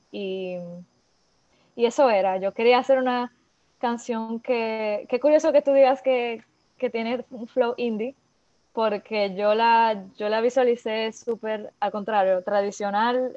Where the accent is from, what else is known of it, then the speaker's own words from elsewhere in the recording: Dominican Republic; also born or lived in France / Montreal; ellos llegaron a la isla hace 24 años y yo era un bebé, tenía 5 meses. O sea que yo nunca viví en, en otro lado que sea República Dominicana